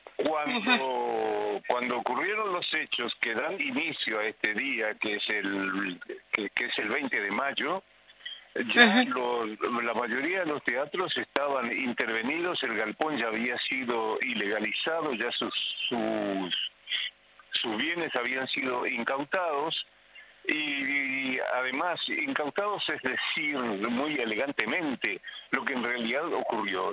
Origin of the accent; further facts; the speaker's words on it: Paraguay; moved away; mi país de origen, que es el Paraguay